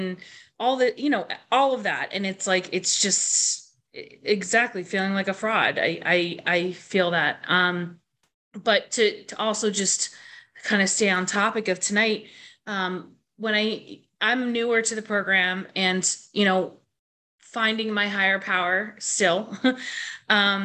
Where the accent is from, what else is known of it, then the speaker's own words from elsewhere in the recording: Boston, Massachusetts, United States; also born or lived in Northampton; I'm from Boston.